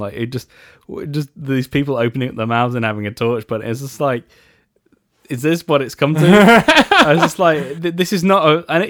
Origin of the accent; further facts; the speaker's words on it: England, United Kingdom; Well, I'm English.